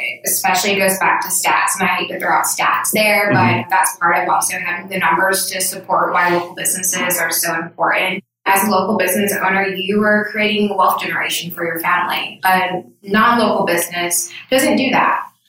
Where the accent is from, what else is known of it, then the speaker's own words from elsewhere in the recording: Aiken, South Carolina, United States; moved away as an adult; now in Charleston, United States; I'm from the Aiken, Augusta area